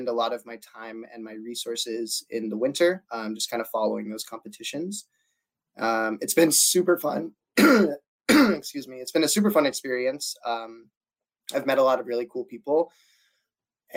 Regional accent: Durango, Colorado, United States; now in Portland, United States; I live in Portland, Oregon. I'm from Durango, Colorado.

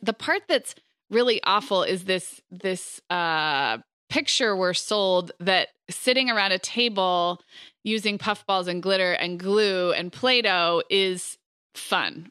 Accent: Montecito, California, United States; my smaller hometown of Montecito, where I actually grew up

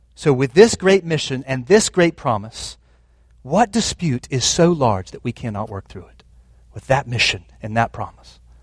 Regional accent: United States; I was raised in America

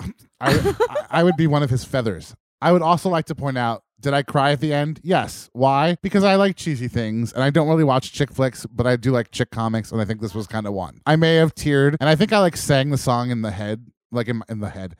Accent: New York, United States; a lifelong East Coaster and New Yorker

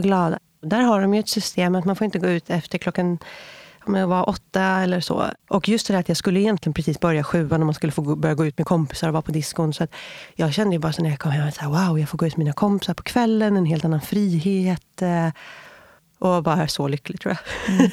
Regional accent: Viksjö, Stockholm County, Sweden; also born or lived in San Francisco; Jag är uppväxt i eh, Viksjö, ett eh, litet samhälle utanför Jakobsberg i Järfälla kommun

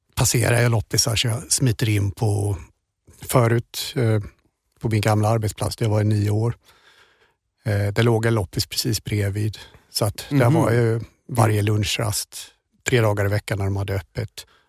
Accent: Germany; moved away; jag är tysk

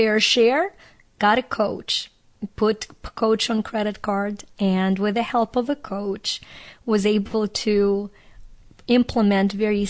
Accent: Ukraine; moved away; I grew up in Ukraine, that was a part of the Soviet Union

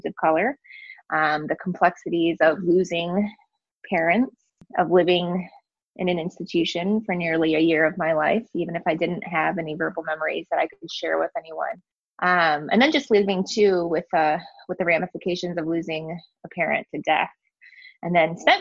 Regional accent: West Michigan, United States; also born or lived in Daegu, South Korea; I grew up in West Michigan, which is a predominantly white community, and it is also predominantly Dutch

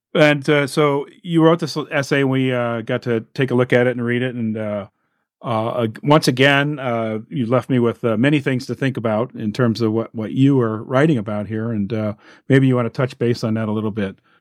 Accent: Illinois, United States; here in my home state of Illinois

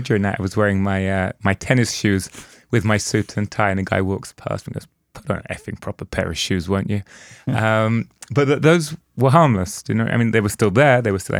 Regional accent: London, United Kingdom; also born or lived in Liverpool; when I was a kid growing up in London, I went to university in a place called Liverpool

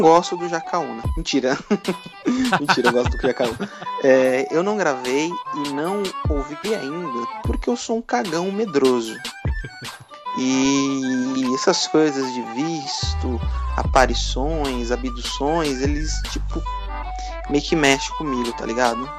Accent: interior of São Paulo state, Brazil; Eu não sou paulistano, paulista do interior

